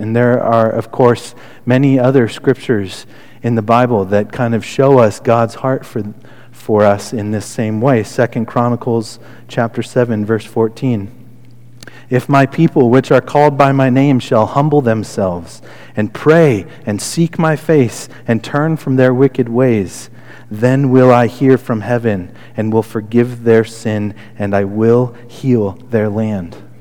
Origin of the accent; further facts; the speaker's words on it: Connecticut, United States; moved away; also born or lived in Albany, Oregon; I grew up right outside New York City